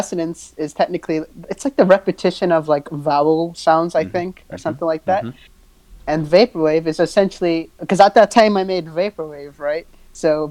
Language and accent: English; New York City, New York, United States; I'm from Staten Island, New York